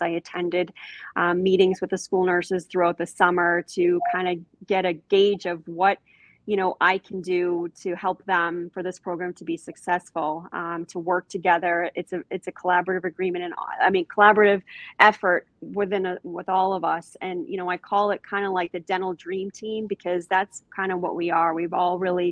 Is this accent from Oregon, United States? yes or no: no; Londonderry, New Hampshire, United States; I grew up in Londonderry, New Hampshire